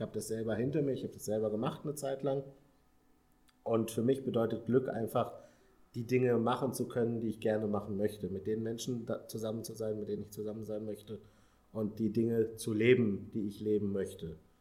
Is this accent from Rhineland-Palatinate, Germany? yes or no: no; Paderborn, North Rhine-Westphalia, Germany; moved away as an adult; now in Hamburg, Germany; ich komme äh, ursprünglich aus Paderborn, einem kleinen oder einer größeren Stadt in Nordrhein-Westfalen.